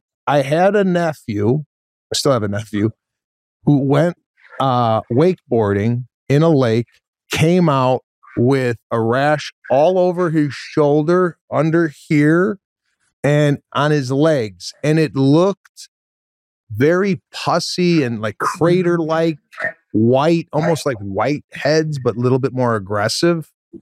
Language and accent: English; northwest suburbs of Chicago, Illinois, United States; now in Los Angeles, United States; Growing up in the northwest suburbs of Chicago